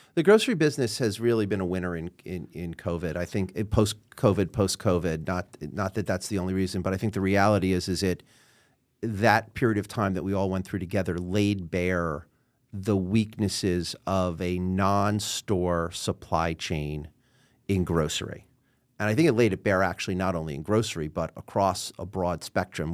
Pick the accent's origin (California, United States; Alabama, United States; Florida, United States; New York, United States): New York, United States; New York City; also born or lived in Queens / Manhattan; I was born and raised in New York City